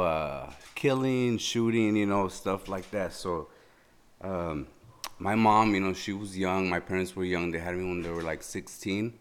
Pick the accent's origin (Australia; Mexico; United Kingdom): Mexico; Mexicali, Baja California; moved away; I was born in Mexicali